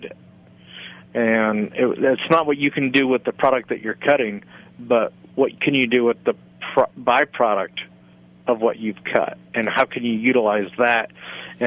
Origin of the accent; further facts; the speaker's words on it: Danville, Pennsylvania, United States; now in Charleston, United States; I grew up in Danville, Pennsylvania